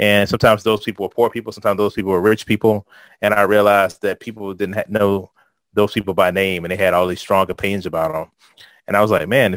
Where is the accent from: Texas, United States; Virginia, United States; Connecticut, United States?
Virginia, United States; Richmond; I'm from Richmond, Virginia. I actually lived in Richmond my whole life.